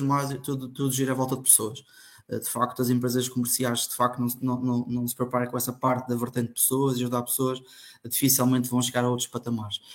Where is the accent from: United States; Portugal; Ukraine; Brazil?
Portugal; Funchal, Madeira; sou natural do Funchal, da Madeira